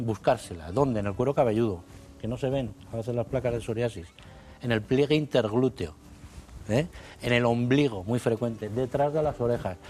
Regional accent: Arévalo, Castile and León, Spain; soy de Ávila, aunque la familia es segoviana

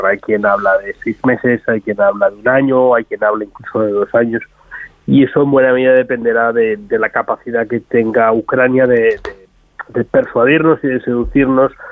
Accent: Spain; lo que percibimos nosotros como españoles nuestra capacidad no es la de Alemania, no es la de Francia

